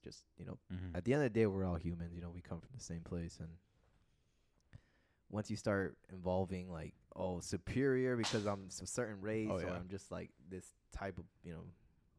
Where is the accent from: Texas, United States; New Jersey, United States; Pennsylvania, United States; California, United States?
California, United States; Yo, shout out to my home state, bro. I love that.